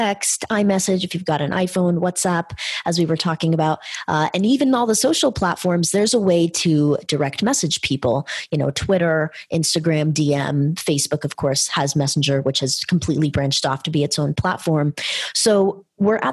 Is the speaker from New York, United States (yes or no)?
no; California, United States; We're from California.